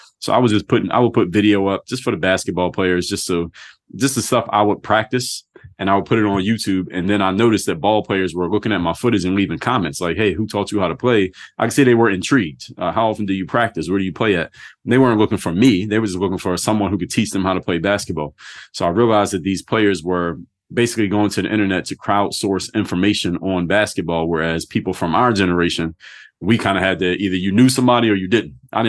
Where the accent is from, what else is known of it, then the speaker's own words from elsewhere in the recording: Philadelphia, Pennsylvania, United States; now in South Florida, United States; So I come from Philadelphia. I just told you that. I now live in South Florida